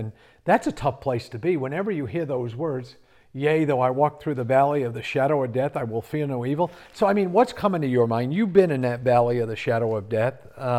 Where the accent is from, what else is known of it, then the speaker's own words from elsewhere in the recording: Connecticut, United States; now in South Carolina, United States; raised in Connecticut.